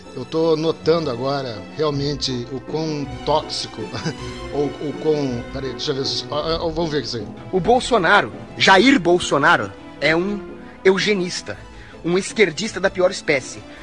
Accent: Rio Grande do Sul, Brazil; Eu sou gaúcho

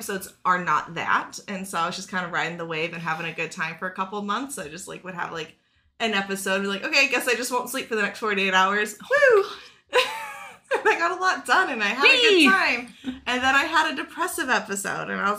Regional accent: Texas, United States; I'm from Texas.

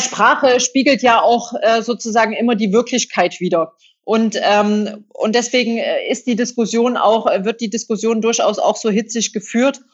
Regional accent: Saxony, Germany; accent: Saxon; moved away; also born or lived in Hesse / North Rhine-Westphalia; dass ich äh, sächsisch äh, spreche

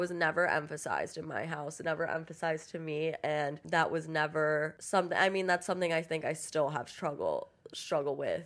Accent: Miami, Florida, United States; moved away as an adult; I grew up in Miami

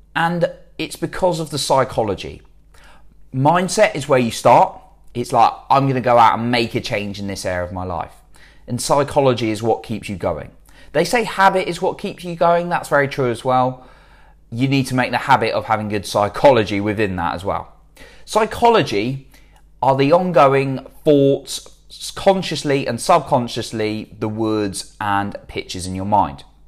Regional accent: United Kingdom; I'm British

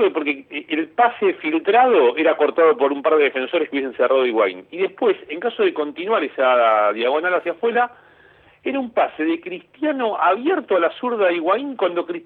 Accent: Caballito, Buenos Aires, Argentina; Yo nací en Caballito.

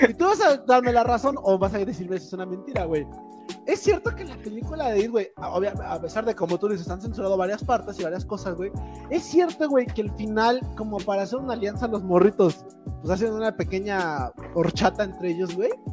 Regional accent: near San Miguel Canoa, Puebla, Mexico; Canoa, está, está, a 15 minutos de mi pueblo.

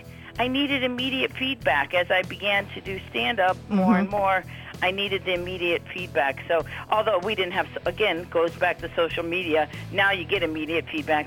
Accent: Cleveland, Ohio, United States; moved away as an adult; also born or lived in Quad Cities / Los Angeles; now in Pennsylvania, United States; I'm originally from Cleveland, but I was in a place called the Quad Cities right after college. It's Rock Island, Illinois, and Davenport, Iowa.

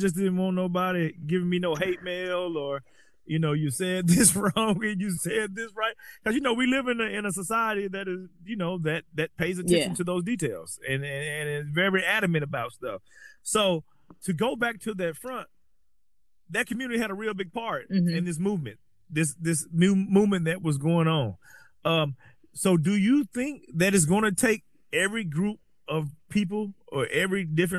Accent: Southern United States, United States; I was spent most of my life in the deep South. And, you know, you're either black or you're white.

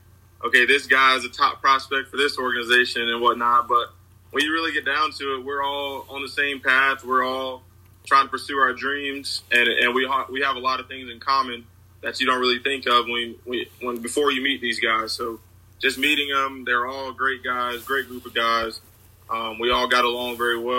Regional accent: Florida, United States; I'm from Florida

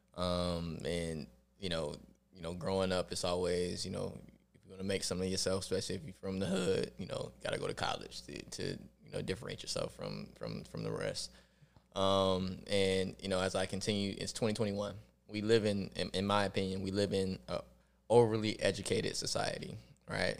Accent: Rochester, New York, United States; I grew up in Rochester, New York

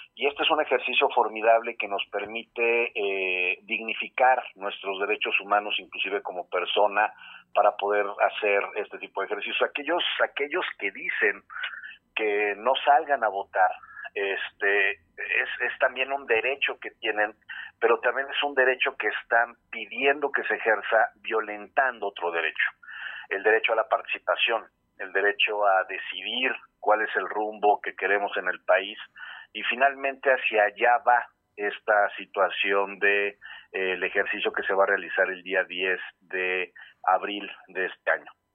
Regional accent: Mexico; tenemos todas y todos los mexicanos

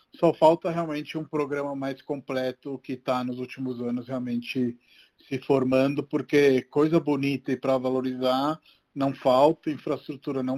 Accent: Rome, Lazio, Italy; moved away; eu cresci em Roma e quando era pequeno

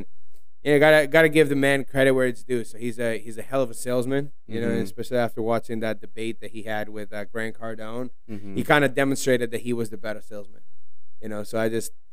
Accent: Spain; now in United States; I was born and raised in Spain

